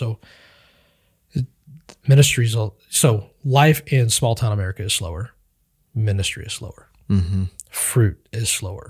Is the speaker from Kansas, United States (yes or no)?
yes; Kansas, United States; now in Iola, United States; I grew up in Western Kansas, and I moved here to Iola.